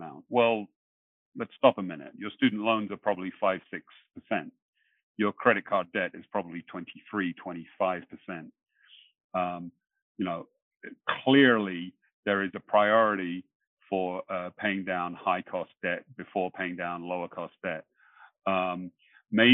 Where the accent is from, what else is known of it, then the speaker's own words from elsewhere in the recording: England, United Kingdom; now in Long Island, United States; I'm originally from England.